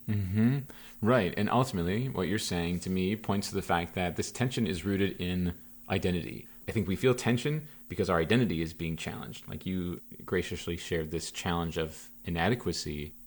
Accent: Platteville, Wisconsin, United States; moved away as an adult; my hometown, Platteville, Wisconsin.

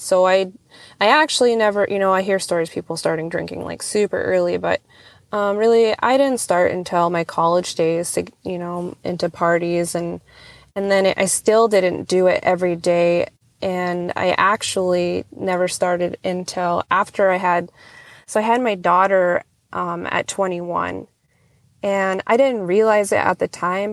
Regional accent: Nelson Lagoon, Alaska, United States; now in Cold Bay, United States; I am originally from Nelson Lagoon, Alaska. It is out on the Alaska Peninsula

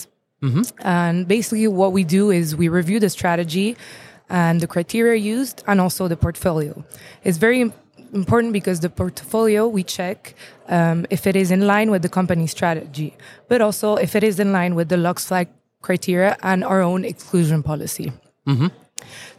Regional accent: Luxembourg; I'm from Luxembourg

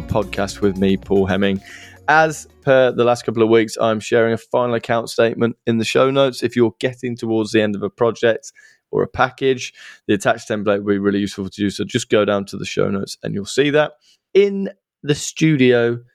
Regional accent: Stratford-upon-Avon, West Midlands, United Kingdom; also born or lived in Leamington Spa; I was born in Leamington and I spent my life growing up in Stratford

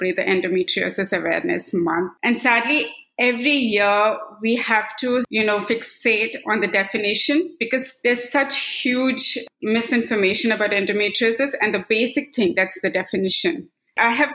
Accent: Kannur, Tamil Nadu, India; now in Bay Area, California, United States; I'm based out in Bay Area, California, but I was born and brought up in Kannur, Tamil Nadu.

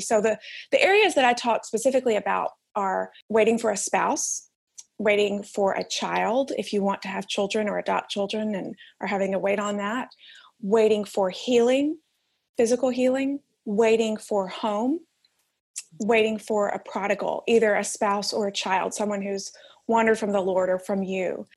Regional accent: Alabama, United States; moved away as an adult; also born or lived in New York; now in Manhattan, United States; I am from Alabama originally. You can probably tell I don't sound like I'm from New York

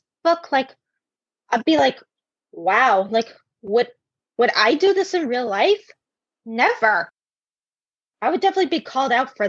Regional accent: New York City, New York, United States; I grew up in Staten Island, New York.

